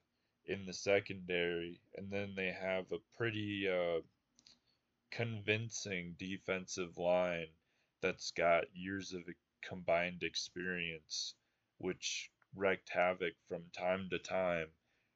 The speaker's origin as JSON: {"language": "English", "region": "Iowa", "country": "United States", "said": "there were guys from Iowa on both squads, so my home state would have won either way."}